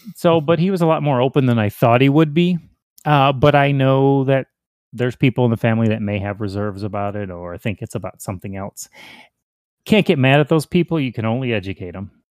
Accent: Hinsdale, Illinois, United States; also born or lived in Indiana; now in Texas, United States; I was born in Hinsdale, Illinois, um, but I've been all over Chicago, mainly northern Illinois, into Indiana

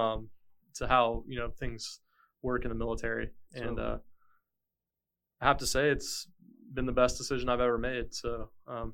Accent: Tampa, Florida, United States; moved away as an adult; now in Wilmington, United States; originally from Florida, okay. Grew up in the Tampa Bay area

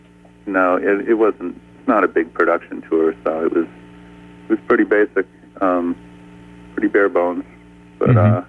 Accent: Saint Paul, Minnesota, United States; I'm from St. Paul, so It is home too, and I have a lot of family here.

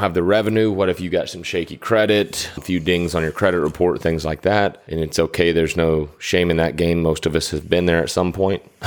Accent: Atlanta, Georgia, United States; growing up in Atlanta

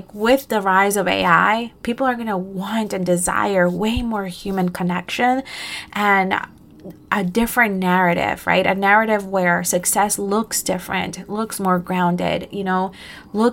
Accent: Costa Rica; now in New Jersey, United States; I was born in Costa Rica

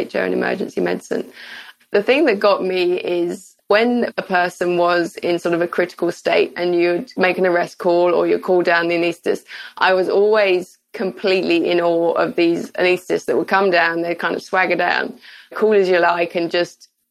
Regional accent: United Kingdom; also born or lived in Glasgow; I'm from the United Kingdom

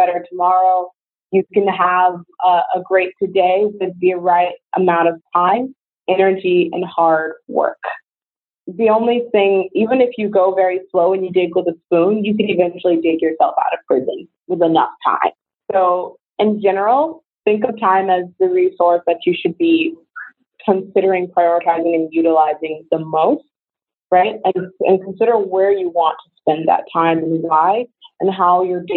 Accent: Georgia, United States; moved away as an adult; I grew up in Georgia

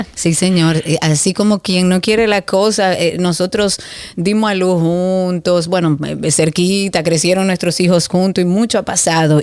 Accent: Dominican Republic; also born or lived in Punta Cana; nosotros como dominicanos

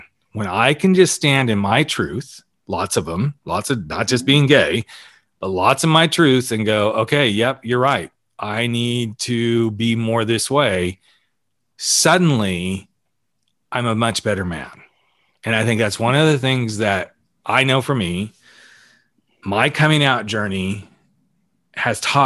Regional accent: the South, United States; moved away; I grew up in the South

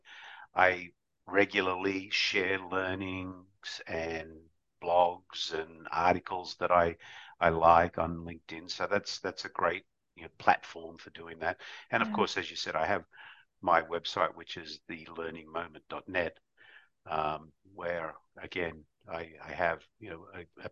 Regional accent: Australia; growing up in Australia, you know, Australia was a melting pot

